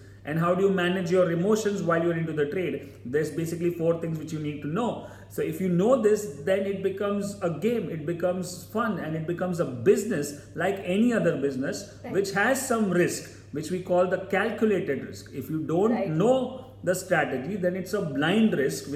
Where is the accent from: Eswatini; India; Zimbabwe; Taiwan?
India; Mumbai, Maharashtra; I am from Mumbai